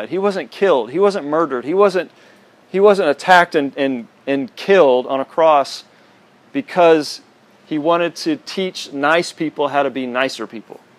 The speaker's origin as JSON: {"language": "English", "region": "Texas", "country": "United States", "said": "so I'm from, you know, I'm from Texas. That's kind of, it was like if, if you're from Texas, you're a Christian kind of a thing."}